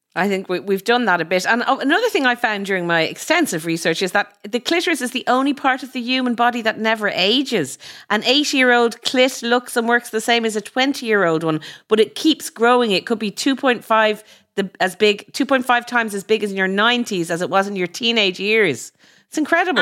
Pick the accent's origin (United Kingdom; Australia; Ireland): Ireland; growing up in Ireland, you know, our sex education was terrible